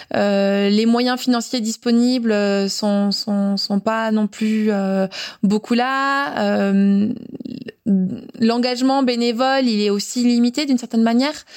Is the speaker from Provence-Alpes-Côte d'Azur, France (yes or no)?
yes; Briançon, Provence-Alpes-Côte d'Azur, France; Briançon, donc ma ville natale